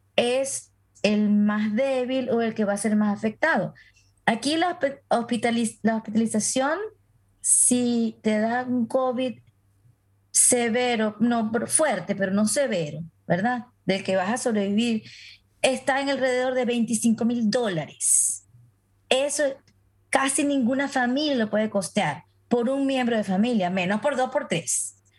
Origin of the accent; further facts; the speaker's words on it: Venezuela; moved away; en la comunidad a la que pertenezco por mi gentilicio como venezolana